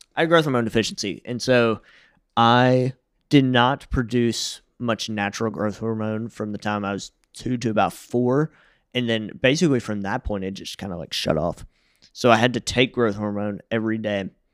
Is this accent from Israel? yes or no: no; Jackson, Tennessee, United States; I was the second baby born in my hospital in Jackson, Tennessee